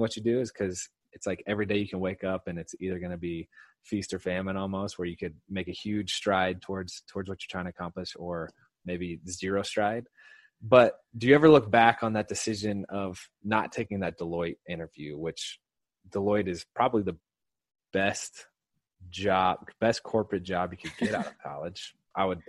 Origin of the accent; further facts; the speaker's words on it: Indiana, United States; we're both Hoosiers. For those of you who don't know what a Hoosier is, it's someone born and raised in Indiana